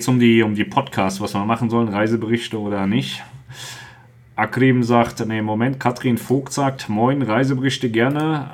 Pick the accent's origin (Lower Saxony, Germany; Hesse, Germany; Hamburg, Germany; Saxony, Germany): Hesse, Germany; Wir kommen ja aus, aus Hessen